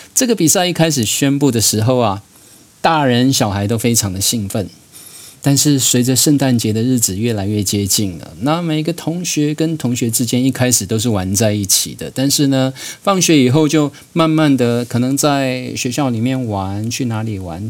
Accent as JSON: {"language": "Chinese", "town": "Jianshi", "region": "Hsinchu County", "country": "Taiwan", "tie": "born or raised there", "said": "在新竹县坚持向，我住的部落叫做加勒村"}